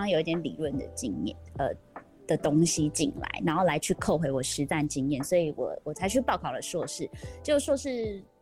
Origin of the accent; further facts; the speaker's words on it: Vancouver, British Columbia, Canada; now in Taiwan; 我在那边长大